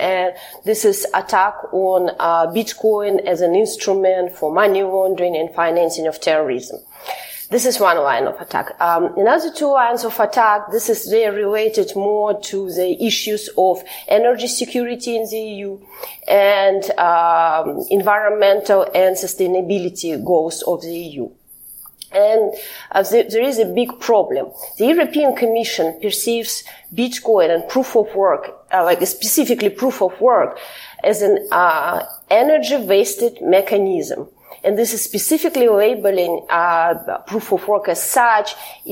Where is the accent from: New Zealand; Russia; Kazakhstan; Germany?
Kazakhstan; moved away as an adult; now in Belgium; I'm originally from Kazakhstan, but right now I live in Belgium where I have political asylum because I've been politically persecuted by my home country, Kazakhstan